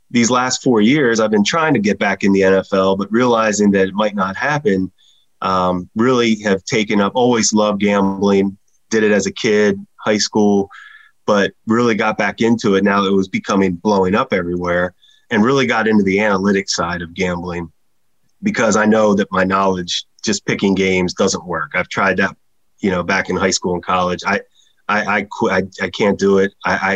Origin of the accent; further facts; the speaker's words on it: Pennsylvania, United States; In central Pennsylvania. So right near Harrisburg, Pennsylvania, where Penn National was the horse track, you know, that I grew up going to.